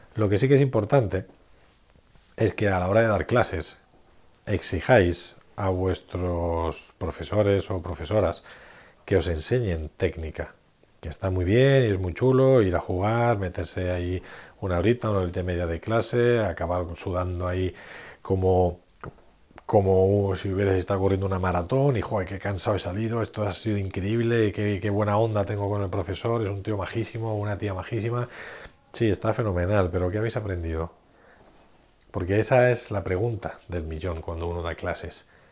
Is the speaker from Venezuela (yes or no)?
no; Madrid, Community of Madrid, Spain; en Madrid, de donde soy